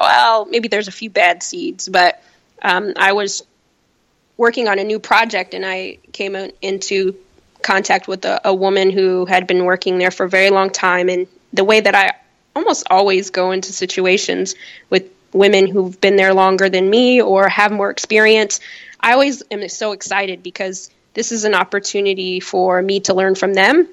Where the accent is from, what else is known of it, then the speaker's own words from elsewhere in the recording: Chicago, Illinois, United States; also born or lived in California; now in New York, United States; I was born in California, raised in Chicago